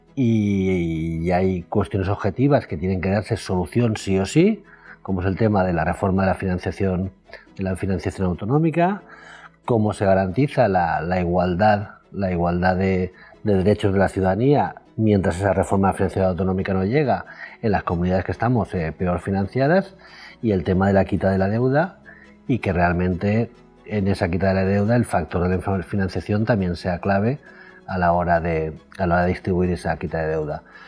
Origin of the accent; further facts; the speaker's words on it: Alicante, Valencian Community, Spain; como alicantino como, como valenciano